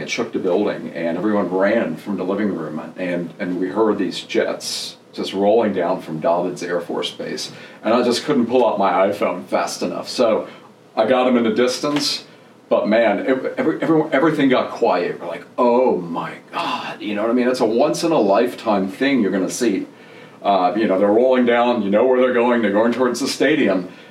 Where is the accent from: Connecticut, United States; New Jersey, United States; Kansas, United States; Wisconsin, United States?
New Jersey, United States; English is a second language; moved away as an adult; also born or lived in Germany / Florida / Tennessee; now in Atlanta, United States; grew up in New Jersey, originally from Germany